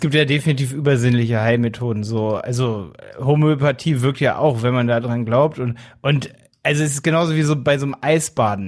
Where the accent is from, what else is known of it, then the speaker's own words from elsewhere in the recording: Hanover, Lower Saxony, Germany; ich komme aus Hannover, bei Hildesheim.